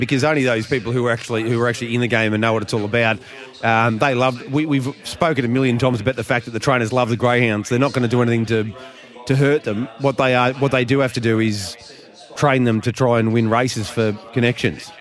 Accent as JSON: {"language": "English", "town": "Geelong", "region": "Victoria", "country": "Australia", "said": "I'm bloody from Geelong."}